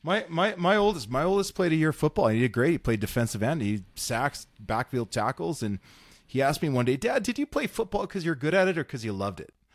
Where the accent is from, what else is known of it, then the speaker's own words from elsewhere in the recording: North Battleford, Saskatchewan, Canada; growing up in Saskatchewan